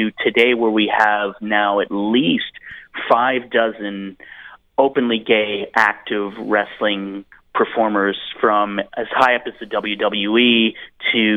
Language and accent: English; Edmonton, Alberta, Canada; I grew up in Edmonton, Alberta, Canada